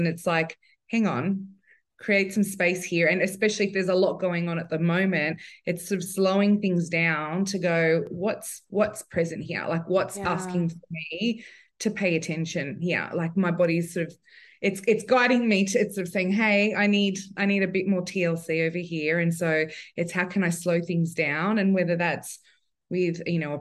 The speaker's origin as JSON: {"language": "English", "town": "Sydney", "region": "New South Wales", "country": "Australia", "said": "I'm from Sydney. New South Wales."}